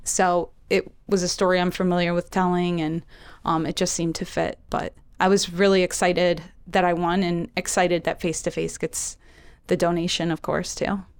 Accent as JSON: {"language": "English", "town": "Chicago", "region": "Illinois", "country": "United States", "moved": "yes", "lives_now": "Philadelphia, United States", "said": "I'm originally from Chicago"}